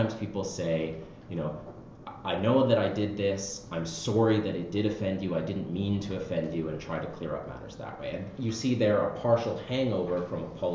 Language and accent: English; Canada; as a Canadian